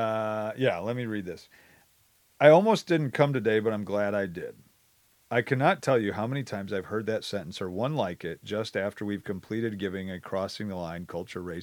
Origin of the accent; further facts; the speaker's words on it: Wisconsin, United States; I grew up in Wisconsin my whole life.